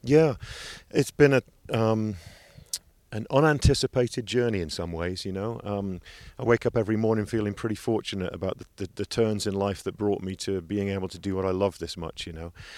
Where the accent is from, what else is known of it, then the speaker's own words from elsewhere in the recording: England, United Kingdom; moved away; I'm eighteen from England.